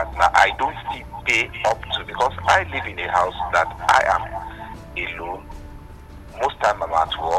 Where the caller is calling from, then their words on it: Abuja, Federal Capital Territory, Nigeria; I'm calling from Kurubi in Abuja.